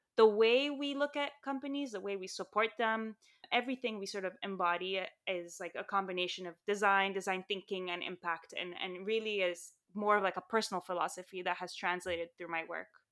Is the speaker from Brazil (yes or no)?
no; Saudi Arabia; moved away; also born or lived in Lebanon / Armenia (ancestry); I grew up in Saudi Arabia and Lebanon, and my family's Armenian